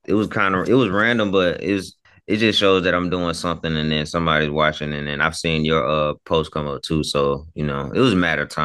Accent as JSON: {"language": "English", "region": "South Carolina", "country": "United States", "tie": "born or raised there", "also_born_or_lived": "North Dakota / Charleston", "said": "So just a small background. My parents were military, so I was born in 91 in North Dakota. It was crazy, but we left Charleston, South Carolina in 98. I was six and got here August of 98, right before school started."}